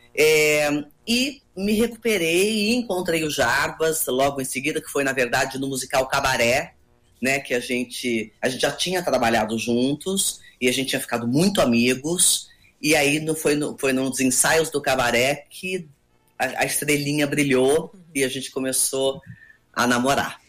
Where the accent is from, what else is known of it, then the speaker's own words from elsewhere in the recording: Campinas, São Paulo, Brazil; accent: paulistana; also born or lived in Rio de Janeiro; now in São Paulo, Brazil; Morei 30 anos no Rio e moro há 7 anos aqui, mas, mas eu sou campineira, eu sou paulista